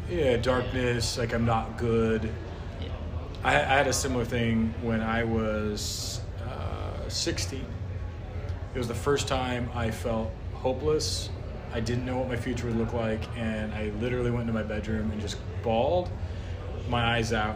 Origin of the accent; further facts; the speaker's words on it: North Idaho, United States; I grew up in North Idaho